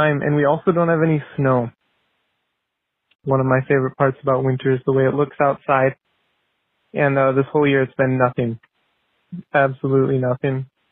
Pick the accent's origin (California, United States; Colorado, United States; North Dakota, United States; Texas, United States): North Dakota, United States; I'm from North Dakota